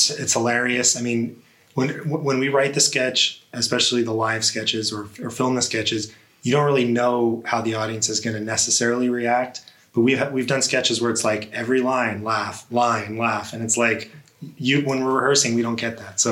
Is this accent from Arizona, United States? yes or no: yes; Tucson, Arizona, United States; I'm personally from Tucson. I've been here my whole life